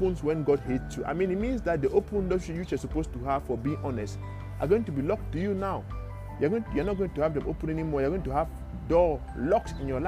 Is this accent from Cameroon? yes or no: yes; Cameroon; moved away; I am from Cameroon in Africa.